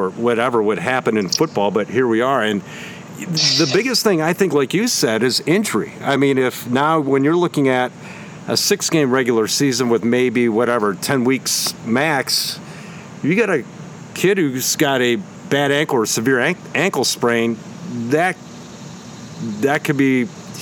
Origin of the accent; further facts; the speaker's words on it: Massillon, Ohio, United States; Massillon, my hometown